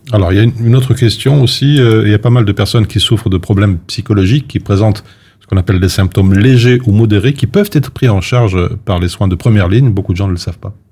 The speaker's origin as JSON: {"language": "French", "country": "Belgium", "said": "chez nous en Belgique"}